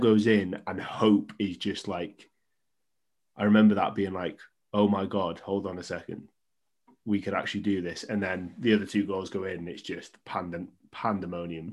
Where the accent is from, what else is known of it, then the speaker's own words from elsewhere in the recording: Wales, United Kingdom; I'm Welsh. I'm a Welsh fan.